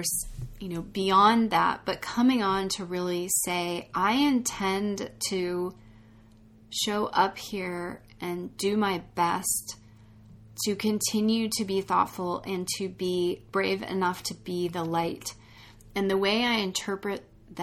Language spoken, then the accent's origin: English; United States; being an American in this country